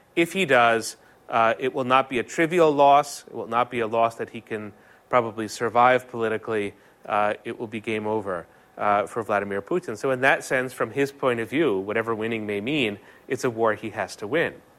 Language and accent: English; United States